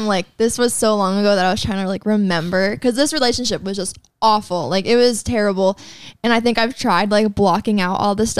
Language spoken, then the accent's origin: English; California, United States; We're from California.